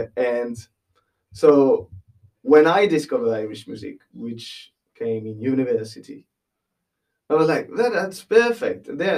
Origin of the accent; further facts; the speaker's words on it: West Coast, France; English is a second language; I am from the West Coast, all right? I'm not far from Brittany.